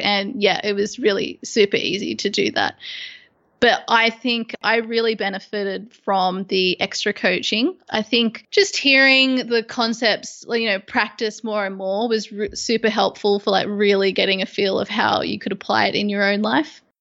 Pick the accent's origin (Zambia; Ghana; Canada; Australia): Australia; Sydney, New South Wales; moved away as an adult; now in London, United Kingdom; at the moment, I'm in London. I was originally from Sydney